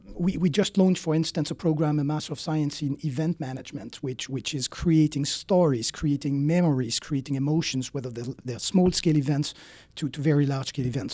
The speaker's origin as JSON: {"language": "English", "country": "Switzerland", "moved": "as an adult", "lives_now": "United States", "said": "I'm originally from Switzerland"}